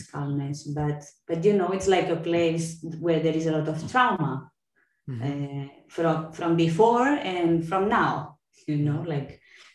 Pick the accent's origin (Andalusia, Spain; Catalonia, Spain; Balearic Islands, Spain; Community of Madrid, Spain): Catalonia, Spain; accent: Spanish or Catalan English; first language Catalan and Spanish; English is a second language